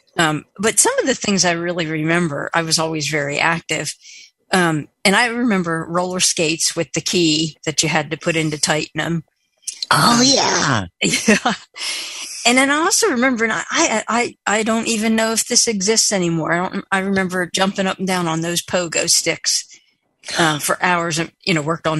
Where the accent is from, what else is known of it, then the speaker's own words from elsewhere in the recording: near Philadelphia, Pennsylvania, United States; I grew up near the Philadelphia area